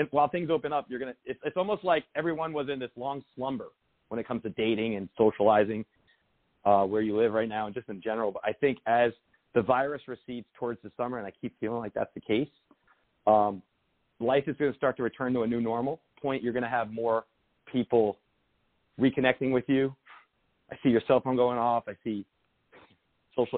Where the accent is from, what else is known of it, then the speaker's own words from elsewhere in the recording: Lodi, New Jersey, United States; moved away; I was from Bergen County, a town called Lodi. It's a small town outside New York City